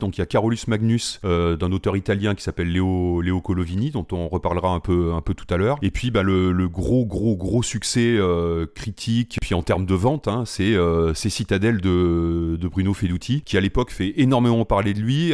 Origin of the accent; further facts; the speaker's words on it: Limoges, Nouvelle-Aquitaine, France; je suis originaire de Limoges